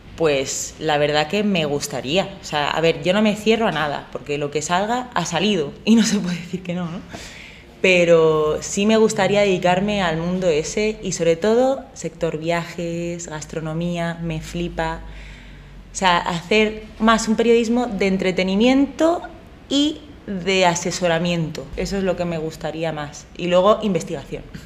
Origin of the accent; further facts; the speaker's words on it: Madrid, Community of Madrid, Spain; yo soy madrileña, aunque con el corazón en Granada